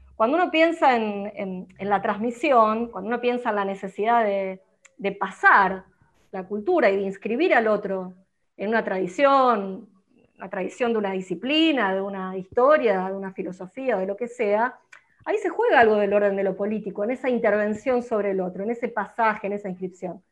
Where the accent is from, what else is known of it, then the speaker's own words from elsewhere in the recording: Arroyo Seco, Santa Fe, Argentina; Soy de Arroyo Seco